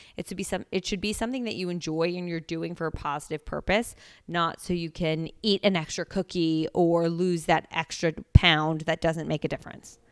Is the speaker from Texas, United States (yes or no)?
no; Princeton, New Jersey, United States; moved away as an adult; also born or lived in Pennsylvania; now in New York, United States; I am originally from Princeton, New Jersey. technically, I guess I was born in New York, but we moved when I was, like, three, so I don't have any memories of that time. And I grew up in Jersey.